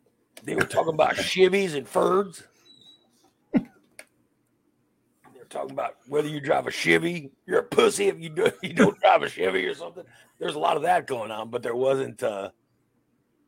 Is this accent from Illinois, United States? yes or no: yes; Chicago and Gillespie, Illinois, United States; first language Spanish; English is a second language; We moved from Chicago to Gillespie. Okay. So no one spoke Spanish in Gillespie. I mean, nobody. In Chicago, everybody spoke Spanish